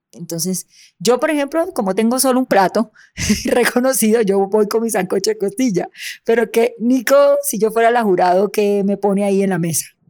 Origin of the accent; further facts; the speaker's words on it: Soledad, Atlántico, Colombia; de mi tierra, de Soledad Atlántico